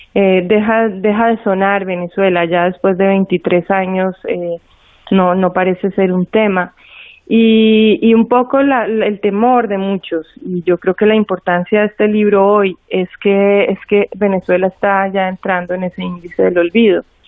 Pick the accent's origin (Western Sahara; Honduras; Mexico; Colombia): Colombia; yo como colombiana hice estos cuatro viajes de frontera